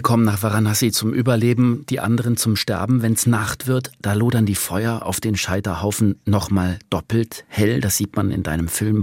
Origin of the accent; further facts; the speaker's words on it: Germany; Bei uns in Deutschland